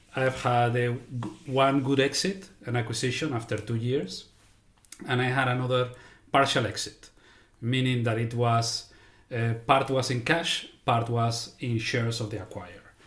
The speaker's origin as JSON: {"language": "English", "country": "Spain", "moved": "yes", "lives_now": "United States", "said": "I am originally from Spain, living now in the, uh, United States"}